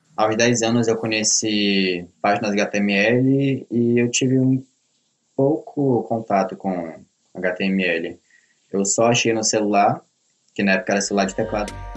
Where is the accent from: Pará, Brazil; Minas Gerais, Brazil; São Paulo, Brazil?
Pará, Brazil; Belém; eu sou de Belém do Pará, nasci e cresci aqui.